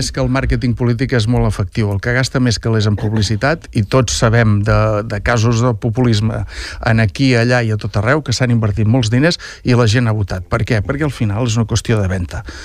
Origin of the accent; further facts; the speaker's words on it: Lloret de Mar, Catalonia, Spain; la sort que tenim els lloretencs